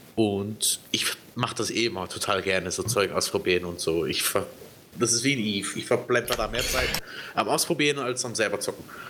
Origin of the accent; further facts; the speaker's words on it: Switzerland; ich bin ja Schweizer